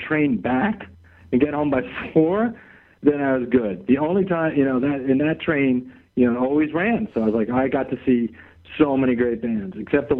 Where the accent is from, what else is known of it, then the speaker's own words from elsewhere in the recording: Great Neck, New York, United States; I was out on Long Island in Great Neck